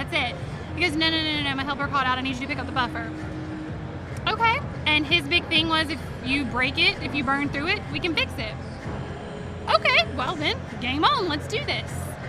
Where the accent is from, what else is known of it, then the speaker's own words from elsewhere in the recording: Jacksonville, Florida, United States; accent: Southern; I grew up super, super small town, hence the accent. Like I said, it gets stronger as I go.